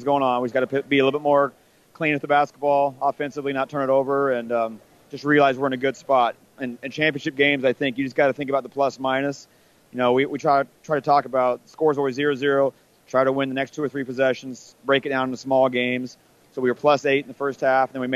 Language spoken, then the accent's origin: English; Orleans, Nebraska, United States; I'm a small school kid. I was from Orleans